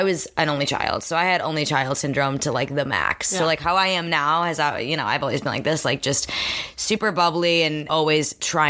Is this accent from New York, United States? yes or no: no; Boston, Massachusetts, United States; I'm from Boston.